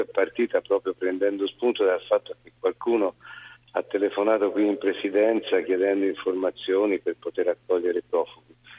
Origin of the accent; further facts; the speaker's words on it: Tuscany, Italy; also born or lived in Lucca; sono un toscano